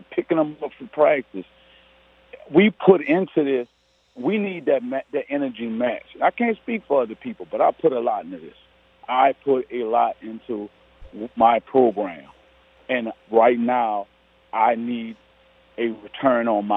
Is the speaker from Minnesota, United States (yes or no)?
no; New Orleans, Louisiana, United States; I'm from New Orleans